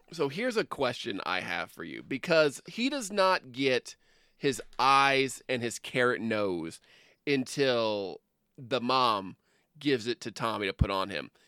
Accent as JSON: {"language": "English", "region": "Midwest", "country": "United States", "tie": "born or raised there", "said": "we grew up in the Midwest"}